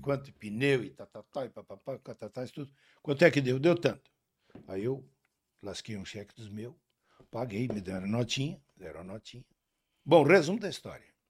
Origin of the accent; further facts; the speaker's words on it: Rio Grande do Sul, Brazil; nós na região da fronteira